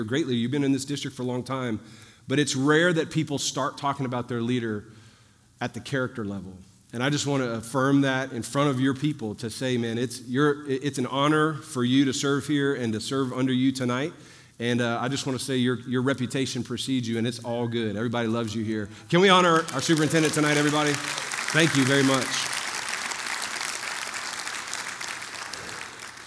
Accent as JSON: {"language": "English", "town": "New Orleans", "region": "Louisiana", "country": "United States", "said": "I'm from New Orleans, the other end of the Mississippi River"}